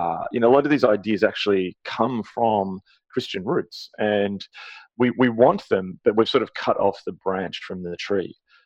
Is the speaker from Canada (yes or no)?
yes; Canada; as a Canadian, you look, oh, hang on, this is not us